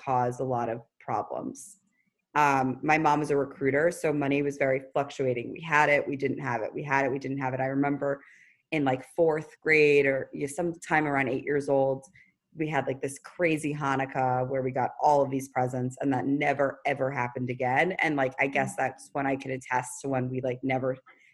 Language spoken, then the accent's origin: English; New York City, New York, United States; I was from the Upper East Side of Manhattan. I was raised by a single parent